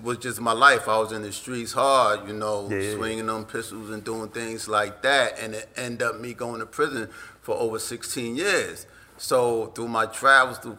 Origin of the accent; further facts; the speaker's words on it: New York City, New York, United States; I grew up in South Jamaica, Queens, and that's in New York